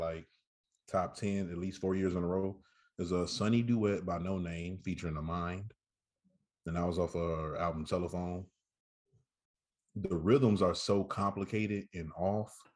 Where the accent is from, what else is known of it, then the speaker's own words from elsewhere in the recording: Saginaw, Michigan, United States; I'm from Michigan, not Detroit. I'm from a city called Saginaw. I rep us to the fullest